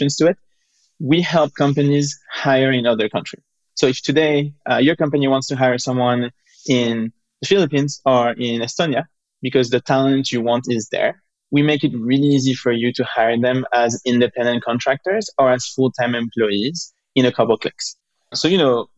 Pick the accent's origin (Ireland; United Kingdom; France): France; we're both from France